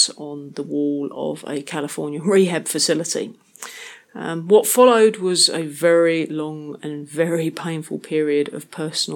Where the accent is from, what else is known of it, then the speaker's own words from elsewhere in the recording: London, United Kingdom; moved away; I'm originally from London, England, but it's not somewhere that I've really considered to be home for much of the last 10 years, although I am still very proud of my Cockney heritage. As a kid growing up in London